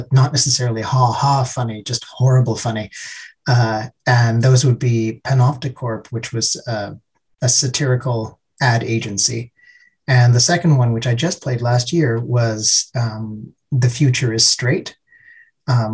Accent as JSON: {"language": "English", "country": "Canada", "moved": "yes", "lives_now": "Helsinki, Finland", "said": "I live in Helsinki, but I'm originally from Canada"}